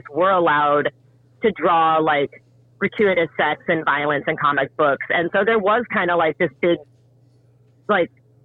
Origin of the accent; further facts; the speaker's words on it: Iowa, United States; I grew up in Iowa.